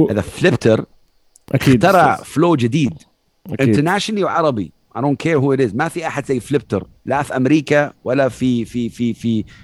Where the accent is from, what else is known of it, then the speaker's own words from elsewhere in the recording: Saudi Arabia; ربيت في السعوديه تعلمت ثقافه الهيب هوب شويه ليت 2007